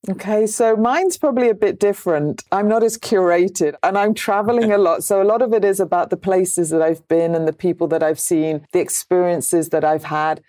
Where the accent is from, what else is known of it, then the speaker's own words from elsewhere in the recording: United Kingdom; I'm British